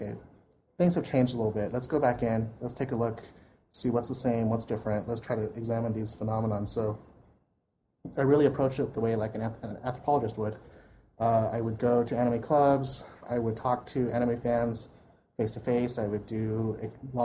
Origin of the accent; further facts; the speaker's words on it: United States; we as American fans